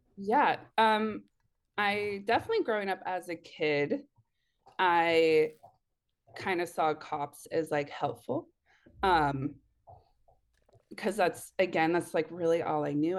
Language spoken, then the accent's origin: English; Eugene, Oregon, United States; I'm in Oregon, so, like, Eugene area